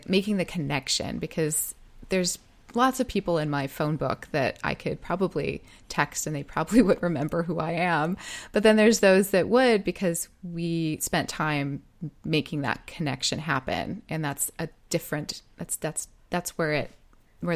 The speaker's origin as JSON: {"language": "English", "town": "Riverside", "region": "California", "country": "United States", "said": "we're also both from Riverside, California."}